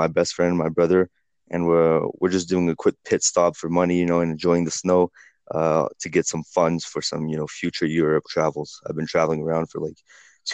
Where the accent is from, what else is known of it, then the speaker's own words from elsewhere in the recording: Costa Rica; moved away; I grew up in Costa Rica from the age of 4, and we went to like a really incredible school over there, an American school, which is why I speak English like this